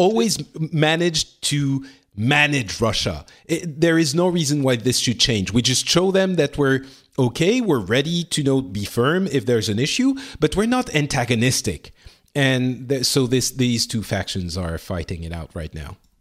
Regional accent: Lebanon; moved away; I was born in Lebanon

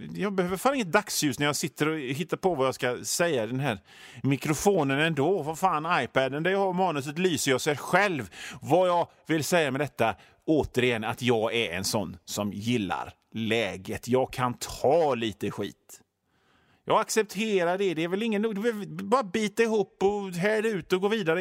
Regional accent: Sweden; jag gillar att bo i Sverige nu eftersom jag är född här och inte känner till någonting annat

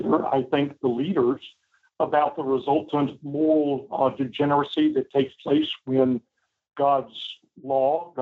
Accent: Virginia, United States; I grew up in Virginia, and so lots of history all around

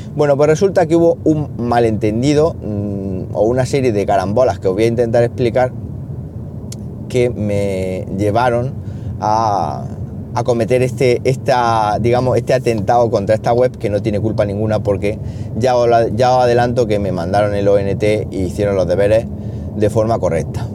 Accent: Siles, Andalusia, Spain; moved away; Siles, que ya sabéis que es mi pueblo y San Roque mi patrón

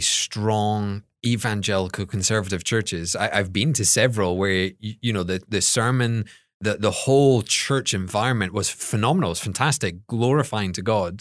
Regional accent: Scotland, United Kingdom; moved away as an adult; I'm from Scotland

